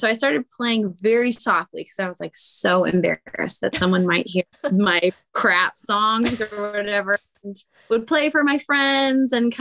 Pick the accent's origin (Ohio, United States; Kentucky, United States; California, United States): California, United States; San Francisco Bay Area; born or raised there; also born or lived in Huntington Beach, California